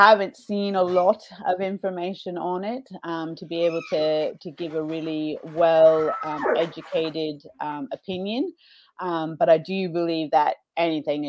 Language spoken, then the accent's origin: English; Washington, United States; moved away as an adult; now in Australia; I'm originally from the Pacific Northwest, so Washington State